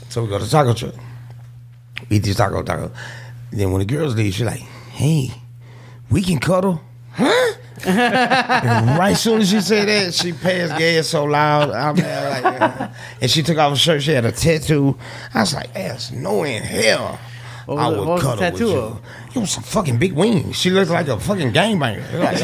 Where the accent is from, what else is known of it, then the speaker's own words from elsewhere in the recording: Houston, Texas, United States; And I'm a gangster from Fifth Ward. And I got my own, little nightclub over there and shit.